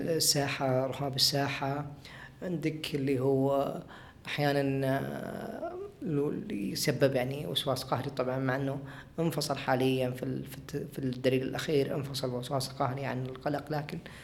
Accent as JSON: {"language": "Arabic", "country": "Saudi Arabia"}